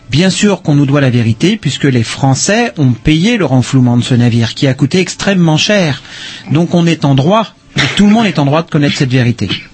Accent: Brittany, France; je suis breton

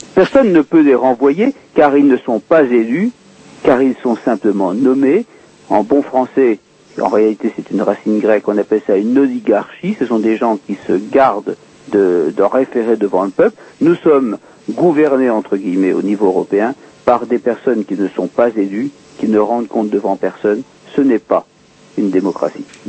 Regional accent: France; je suis français

